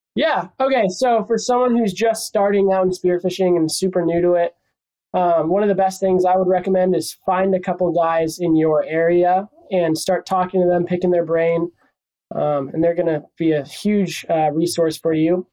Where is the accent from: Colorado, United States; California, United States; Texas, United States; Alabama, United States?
California, United States; Encinitas; also born or lived in Oxnard, California; I'm from Encinitas, California. Grew up around here uh, my whole life. Spent some time in Oxnard when I was little